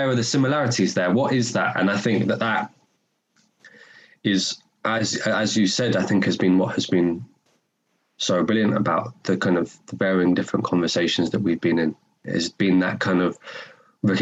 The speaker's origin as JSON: {"language": "English", "region": "London", "country": "United Kingdom", "tie": "born or raised there", "accent": "North London", "moved": "as an adult", "lives_now": "Glasgow, United Kingdom", "said": "I spent 18 years living in North London"}